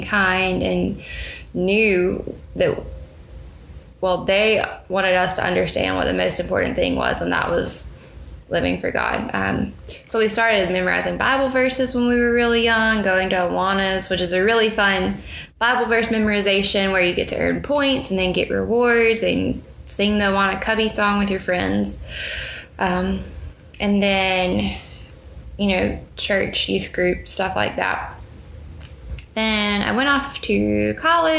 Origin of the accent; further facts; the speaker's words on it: Meridian, Mississippi, United States; I was born in Meridian, Mississippi.